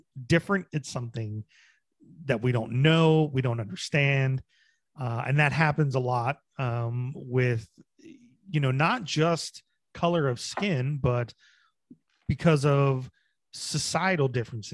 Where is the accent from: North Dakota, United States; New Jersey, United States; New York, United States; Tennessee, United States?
New Jersey, United States; moved away; also born or lived in Bedford; I'm originally from Jersey, but that's where I did live for a while